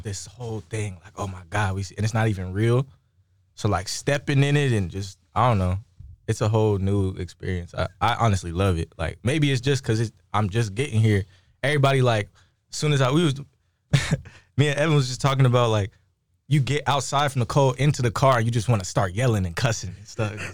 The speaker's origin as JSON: {"language": "English", "town": "Moreno Valley", "region": "California", "country": "United States", "tie": "born or raised there", "said": "coming up in Moreno Valley, California, it's, like, super insulated"}